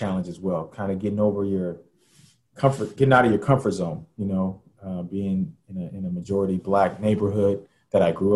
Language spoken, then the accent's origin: English; Los Angeles, California, United States; also born or lived in Orlando / Rockford / Philadelphia; now in New York, United States; I grew up in South Central LA, you know, which is a challenge in itself. My mom and dad were divorced when I was 4 years old. So that's when we moved from Orlando to Los Angeles.